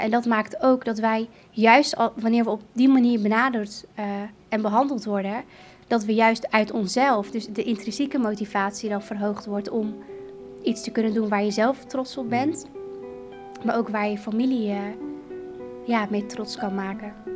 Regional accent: Emmeloord, Flevoland, Netherlands; moved away as an adult; also born or lived in Kurdistan; Ik ben opgegroeid in Nederland in Emmeloord

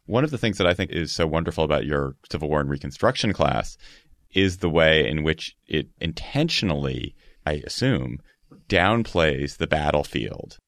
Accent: Washington, District of Columbia, United States; I'm a Washingtonian, I guess I'm not a Southerner

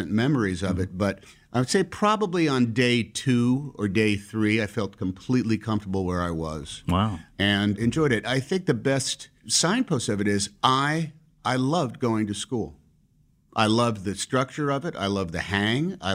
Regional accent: Concord, California, United States; born there; I was born in Concord, California.

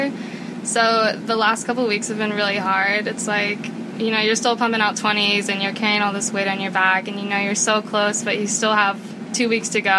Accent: Indiana, United States; I'm 21, and I'm from Indiana.

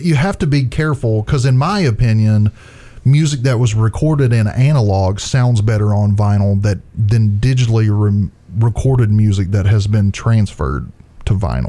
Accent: Florida, United States; I am from Dade County.

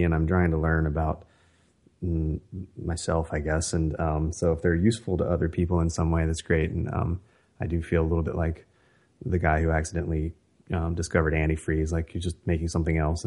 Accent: West Virginia, United States; now in California, United States; I live in California now and have for quite some time, but I grew up in West Virginia

